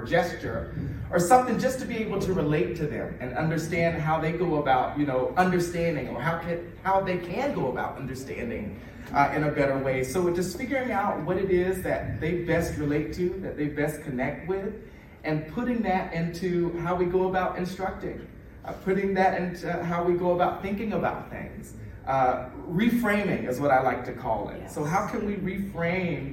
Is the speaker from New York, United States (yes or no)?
no; South Georgia, United States; I grew up in South Georgia